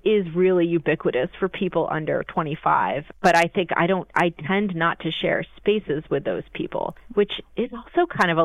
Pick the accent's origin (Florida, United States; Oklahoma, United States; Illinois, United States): Florida, United States; now in Virginia, United States; I grew up in Florida